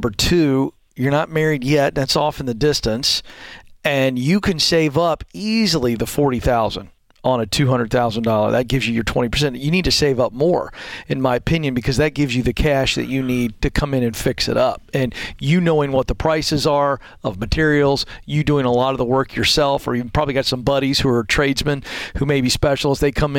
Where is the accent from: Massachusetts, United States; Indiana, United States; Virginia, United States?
Virginia, United States; also born or lived in Richmond; I'm from Virginia, and I lived in Richmond for a year